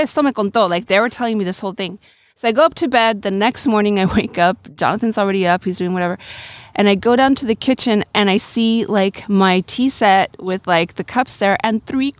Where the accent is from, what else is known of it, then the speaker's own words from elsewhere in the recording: San Diego, California, United States; also born or lived in Loreto, Mexico; I was born in San Diego, but my mom is from Loreto, Baja California Sur. And my dad's white, from Salt Lake City, Utah. I grew up partially here and partially in Loreto.